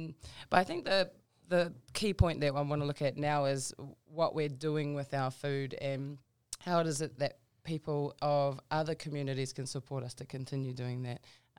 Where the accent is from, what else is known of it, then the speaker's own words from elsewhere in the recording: Auckland, New Zealand; also born or lived in Mangere; I grew up in South Auckland, Manurewa.